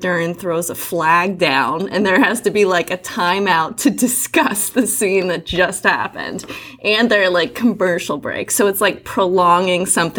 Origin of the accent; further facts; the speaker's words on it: Pittsburgh, Pennsylvania, United States; I'm from Pittsburgh.